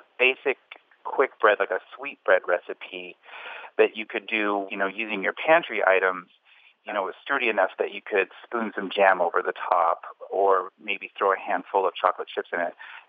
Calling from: San Jose, California, United States; I'm calling from San Jose, California.

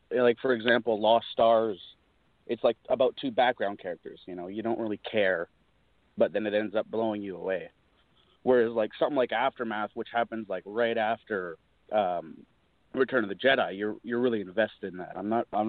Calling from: British Columbia, Canada; from British Columbia, Canada.

